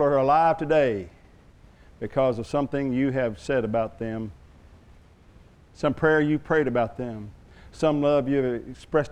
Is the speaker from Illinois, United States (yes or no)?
no; Oklahoma, United States; I'm from Oklahoma